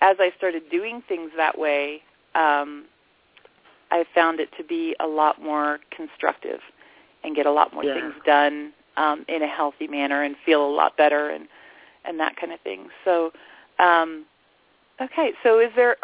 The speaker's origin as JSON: {"language": "English", "region": "the Bible Belt", "country": "United States", "tie": "born or raised there", "moved": "yes", "lives_now": "Sedona, United States", "said": "I grew up in the Bible Belt"}